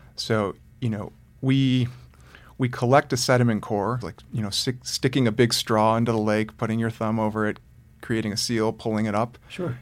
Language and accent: English; Detroit, Michigan, United States; I grew up in the suburb outside of Detroit, Michigan